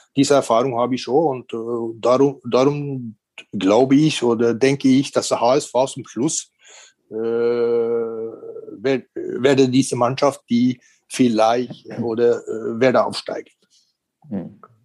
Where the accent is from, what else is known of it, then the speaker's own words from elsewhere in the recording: Norway; also born or lived in Korea; now in Regensburg, Germany; in Norwegen, äh, in diesen Zeiten, wo ich aufgewachsen bin